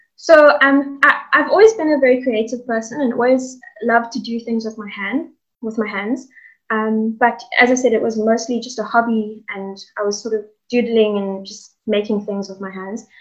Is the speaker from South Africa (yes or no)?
yes; Cape Town, Western Cape, South Africa; also born or lived in Hout Bay; I'm originally from Cape Town, born and bred